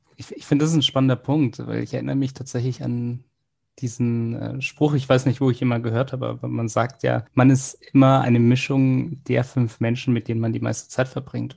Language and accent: German; Munich, Bavaria, Germany; wir sind ja aus München